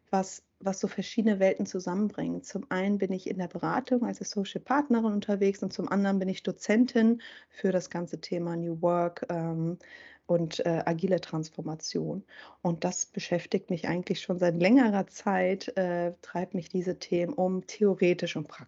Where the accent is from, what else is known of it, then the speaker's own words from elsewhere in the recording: Schleswig-Holstein, Germany; ich bin in Schleswig-Holstein ähm, aufgewachsen